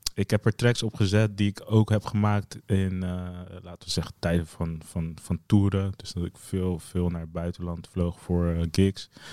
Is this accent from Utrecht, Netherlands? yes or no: no; Zeeland, Netherlands; moved away as an adult; also born or lived in The Hague; Ik ben opgegroeid in Zeeland